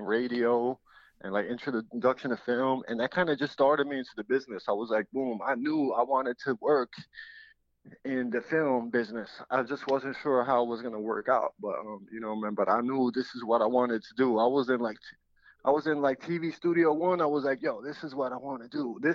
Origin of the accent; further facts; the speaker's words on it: New York City, New York, United States; I'm first generation Puerto Rican. My parents are from Ponce, Puerto Rico, and I'm from the Bronx, New York